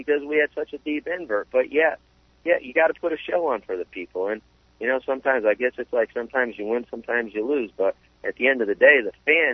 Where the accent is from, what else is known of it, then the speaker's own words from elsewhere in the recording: Connecticut, United States; I grew up in Connecticut